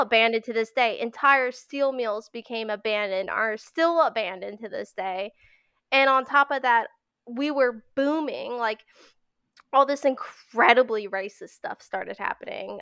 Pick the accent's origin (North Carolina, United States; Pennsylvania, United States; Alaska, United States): Pennsylvania, United States; I live in Pennsylvania, uh, born and raised in Pennsylvania